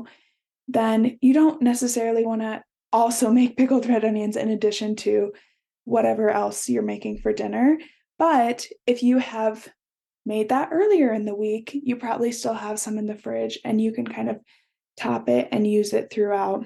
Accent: Midwest, United States; I grew up in the Midwest

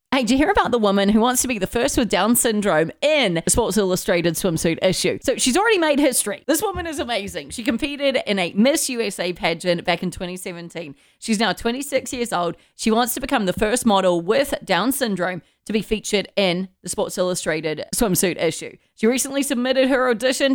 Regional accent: New Zealand; Growing up in New Zealand

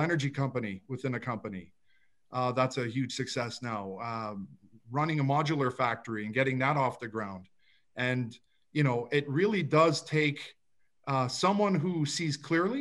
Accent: Toronto, Ontario, Canada; I grew up in a suburb of Toronto. It's called Rexdale

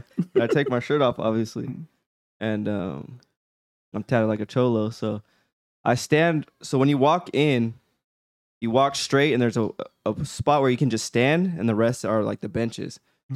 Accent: Riverside, California, United States; I'm just from Riverside.

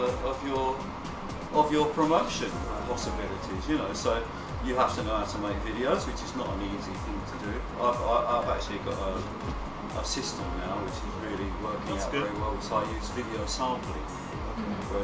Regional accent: England, United Kingdom; moved away as an adult; also born or lived in Barcelona, Spain; I was born in England, but I actually haven't lived there since 1992

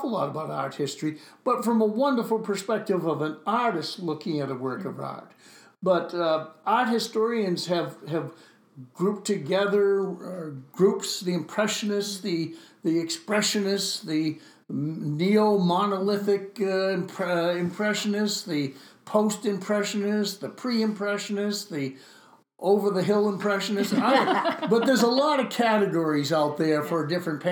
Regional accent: Gloucester, Massachusetts, United States; I'm from Gloucester

